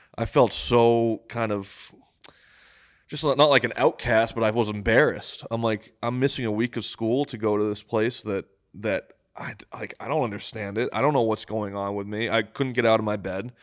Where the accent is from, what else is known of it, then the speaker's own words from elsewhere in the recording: Massachusetts, United States; I'm from Massachusetts.